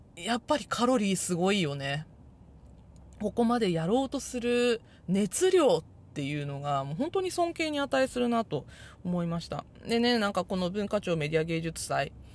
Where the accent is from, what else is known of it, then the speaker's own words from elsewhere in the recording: Japan; first language Japanese; 日本語はね、母国語なので、日本語は全然わかるんですけど